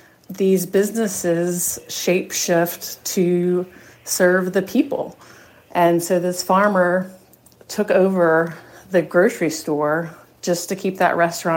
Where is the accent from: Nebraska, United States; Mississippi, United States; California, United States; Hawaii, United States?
Mississippi, United States; Growing up in Mississippi, I frequented these places